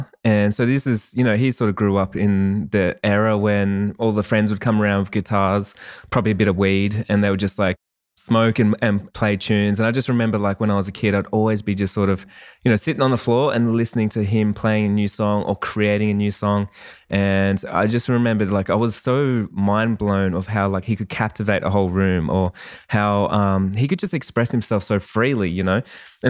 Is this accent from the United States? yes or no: no; Australia; I'm actually an Australian wedding photographer.